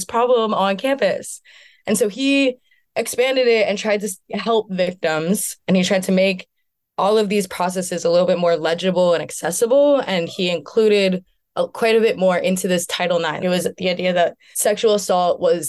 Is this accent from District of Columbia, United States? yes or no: yes; Washington, District of Columbia, United States; I'm from Washington, D.C.